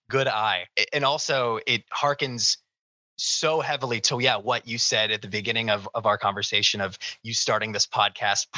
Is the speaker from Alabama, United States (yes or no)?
no; Northeast Ohio, United States; growing up in Northeast Ohio